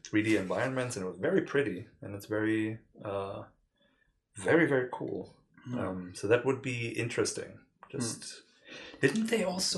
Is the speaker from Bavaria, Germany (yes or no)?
no; Leipzig, Saxony, Germany; we are from Leipzig. Well, he's not from here. I am from here, but we both live here